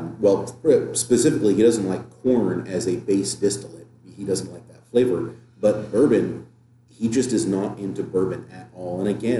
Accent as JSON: {"language": "English", "country": "United States", "said": "We're American"}